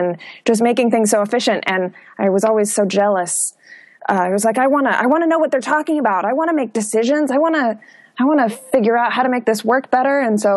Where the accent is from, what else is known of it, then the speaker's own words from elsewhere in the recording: Minneapolis, Minnesota, United States; moved away as an adult; now in Portland, United States; I was born and raised in Minneapolis